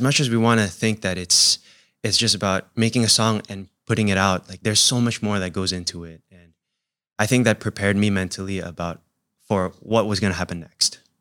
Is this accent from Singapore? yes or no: yes; Singapore; also born or lived in United States; I was in an Indonesian family, but we also kinda spoke Chinese in the house too, and, and then growing up in Singapore.